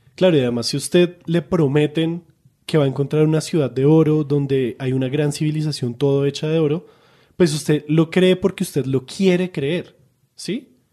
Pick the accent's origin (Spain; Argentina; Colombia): Colombia; nosotros colombianos